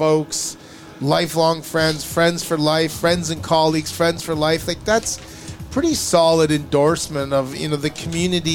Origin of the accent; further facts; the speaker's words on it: Canada; accent: Canadian; my Canadian accent